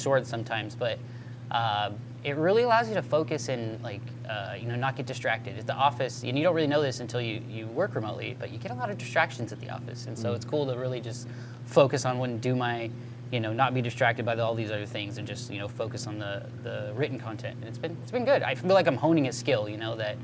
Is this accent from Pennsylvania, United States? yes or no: no; Southern California, United States; I grew up in Southern California, so I had the ocean there